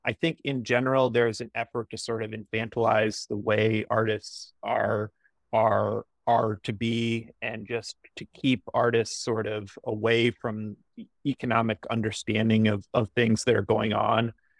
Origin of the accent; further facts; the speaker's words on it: Midwest, United States; moved away as an adult; also born or lived in Los Angeles; So I grew up in the Midwest. I moved to Los Angeles in, I think, 2004 or 2005.